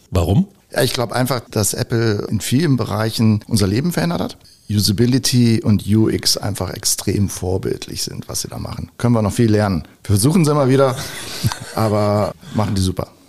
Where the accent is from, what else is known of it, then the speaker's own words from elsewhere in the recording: North Rhine-Westphalia, Germany; aber ich bin halt gebürtiger Rheinländer und das ist meine Heimat. Krefeld, Düsseldorf, Gladbach, Niederrhein, das ist meine Welt.